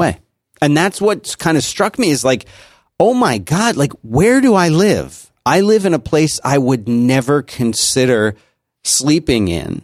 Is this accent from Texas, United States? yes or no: no; Philadelphia, Pennsylvania, United States; moved away; growing up in Philadelphia, we had miserable winters and we had miserable summers